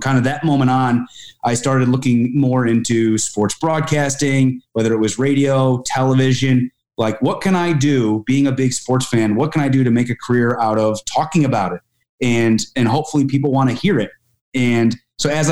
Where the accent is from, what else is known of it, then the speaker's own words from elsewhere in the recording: Albany, New York, United States; I grew up outside the Capital Region in Albany, New York